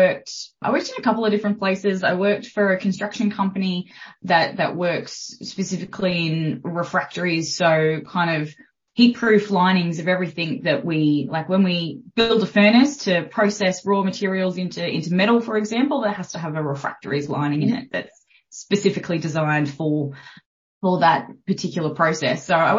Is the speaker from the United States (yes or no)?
no; Port Stephens, New South Wales, Australia; also born or lived in Sydney / Brisbane / Newcastle; So I was born in Sydney. And we, as a family, we moved up to Brisbane and then back to Port Stephens. So I kind of went to a couple of different schools and then lived in Newcastle, did my undergraduate at Newcastle University.